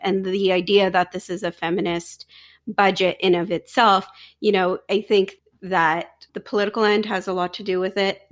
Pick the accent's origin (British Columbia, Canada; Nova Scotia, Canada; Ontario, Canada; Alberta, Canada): Ontario, Canada; Ajax; now in Pickering, Canada; I live in Pickering now, I grew up in Ajax